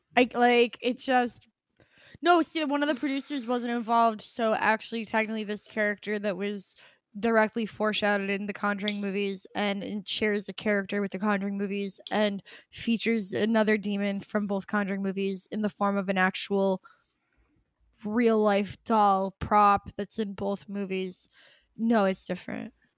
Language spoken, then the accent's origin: English; United States; as an American